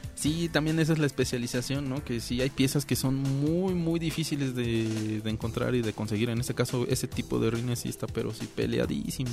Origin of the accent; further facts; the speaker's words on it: Mexico; como mexicanos